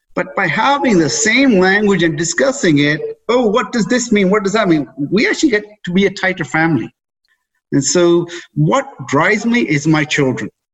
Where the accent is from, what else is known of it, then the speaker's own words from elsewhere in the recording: England, United Kingdom; moved away as an adult; now in Canada; I was raised in England, brought up there, did all my schooling there. In my early 20s, decided to leave there to come to Canada.